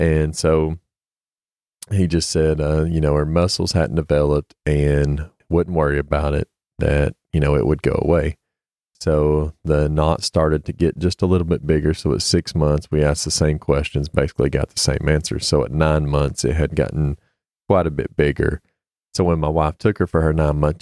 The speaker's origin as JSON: {"language": "English", "region": "East Tennessee", "country": "United States", "tie": "born or raised there", "said": "I'm from East Tennessee, born and raised"}